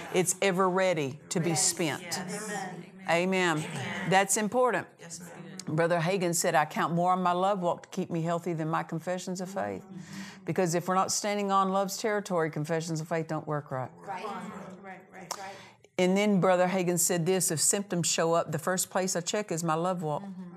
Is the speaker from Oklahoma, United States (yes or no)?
yes; Oklahoma, United States; I'm from Oklahoma, and you know we have ways